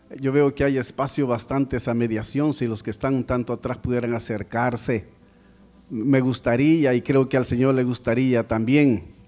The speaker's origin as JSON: {"language": "Spanish", "country": "El Salvador", "said": "venimos de El Salvador."}